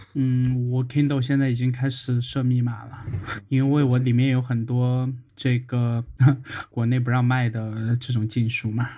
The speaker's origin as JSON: {"language": "Chinese", "country": "China", "said": "我作为一个中国人"}